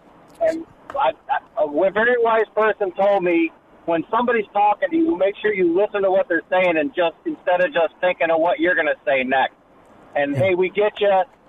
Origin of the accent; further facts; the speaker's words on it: Steger, Illinois, United States; I am from Illinois, from Steger